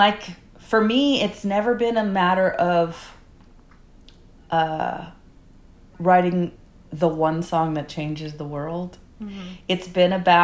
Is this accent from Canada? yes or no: yes; Canada; a middle-aged woman from Canada